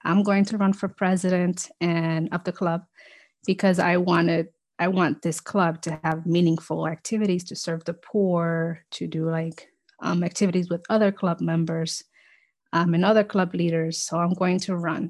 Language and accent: English; New York City, New York, United States; also born or lived in Dominican Republic; I immigrated to the U S with my family when I was two, so in the nineties. Um, and, um, we all grew up here in the Bronx